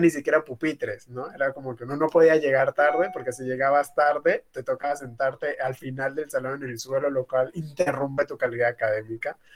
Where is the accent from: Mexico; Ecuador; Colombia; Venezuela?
Colombia; Tumaco, Nariño; now in Cali, Colombia; Yo, por ejemplo, vengo de Tumaco, yo soy migrante y estoy viviendo ahorita acá en la ciudad de Cali.